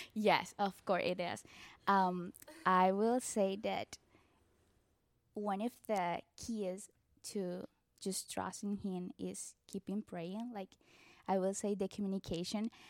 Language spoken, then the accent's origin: English; Barranquilla, Atlántico, Colombia; first language Spanish; English is a second language; moved away as an adult; also born or lived in Mexico; I'm from Barranquilla, Colombia. Uh, we speak Spanish, definitely